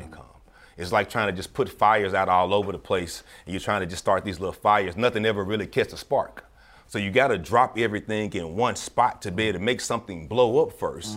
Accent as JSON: {"language": "English", "town": "Memphis", "region": "Tennessee", "country": "United States", "tie": "born or raised there", "moved": "as an adult"}